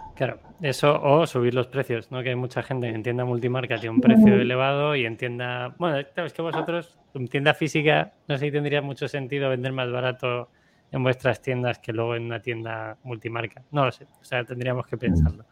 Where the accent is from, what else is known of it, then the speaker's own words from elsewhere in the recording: Segovia, Castile and León, Spain; yo soy de Segovia